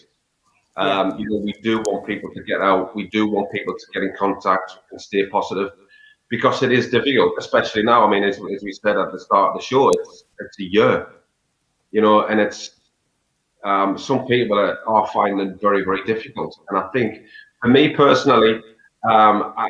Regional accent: Sunderland, North East England, United Kingdom; I am from Sunderland, and I do believe that you should support your hometown team, and I do.

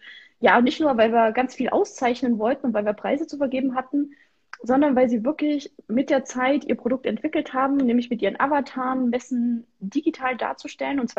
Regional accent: Thuringia, Germany; Ich bin Thüringerin durch und durch.

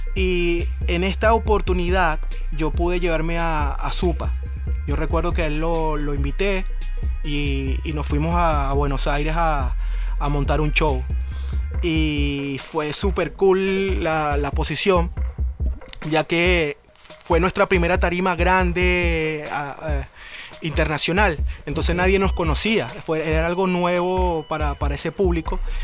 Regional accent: Venezuela; yo en Venezuela, con mi crianza

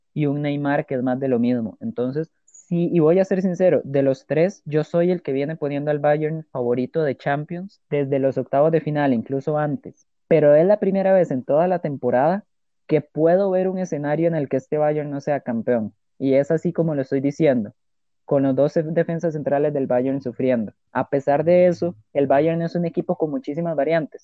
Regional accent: Costa Rica; como tico que soy

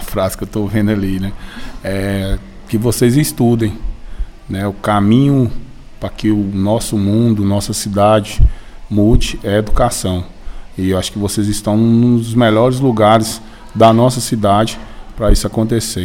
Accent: Paracatu, Minas Gerais, Brazil; sou aqui do bairro Paracatuzinho, nascido e criado aqui.

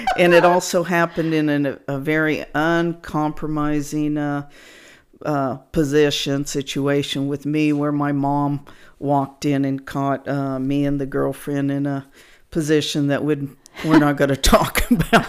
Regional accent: Wichita, Kansas, United States; now in San Antonio, United States; I was in my hometown of Wichita, Kansas

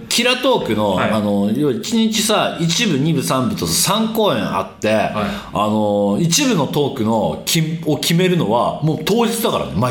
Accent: Akita, Japan; accent: Akita dialect; 秋田弁出ちゃったべな

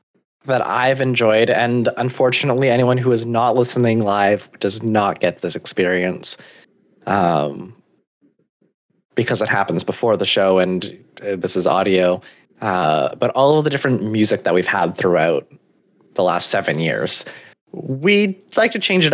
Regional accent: Canada; We're from Canada.

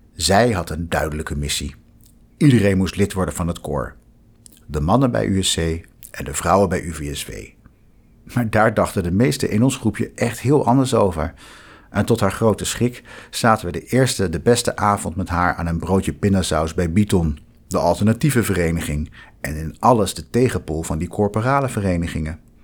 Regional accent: The Hague, South Holland, Netherlands; moved away as an adult; also born or lived in Utrecht; Ik ben geboren en getogen in Den Haag

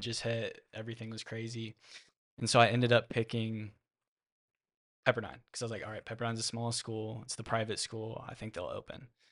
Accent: Austin, Texas, United States; I'm from Lake Travis, born and raised in Austin. Went to Lake Travis High School

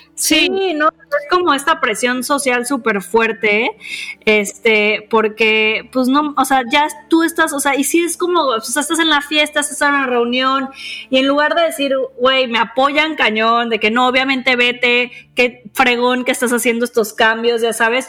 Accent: Mexico; nosotros crecimos en México

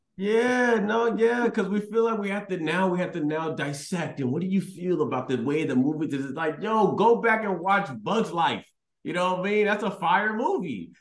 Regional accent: Houston, Texas, United States; I was raised in Texas

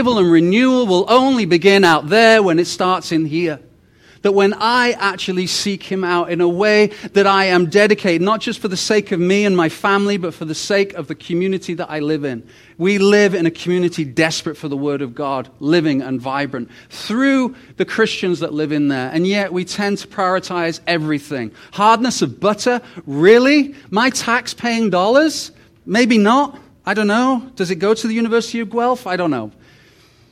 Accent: United Kingdom; also born or lived in Rhyl; now in Canada; I'm the British guy who is Canadian

